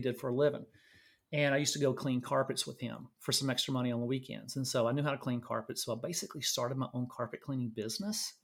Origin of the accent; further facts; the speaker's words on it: Louisiana, United States; moved away as an adult; now in Austin, United States; I was born and raised in Louisiana, uh, went to nursing school in Louisiana